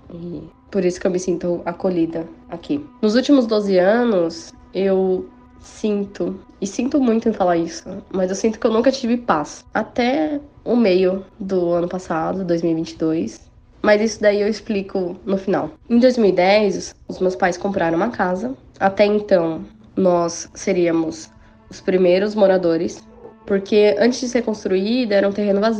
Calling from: São Paulo, Brazil; eu sou de São Paulo, capital.

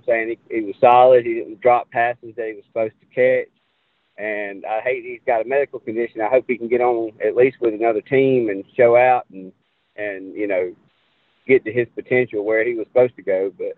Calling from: Enterprise, Alabama, United States; I'm from Enterprise, Alabama.

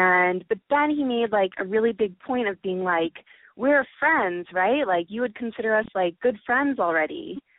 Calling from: Chicago, Illinois, United States; I'm 20. I'm calling from Chicago.

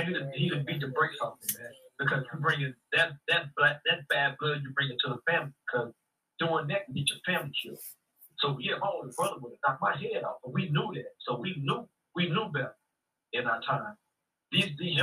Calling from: Dallas, Texas, United States; calling from Dallas State

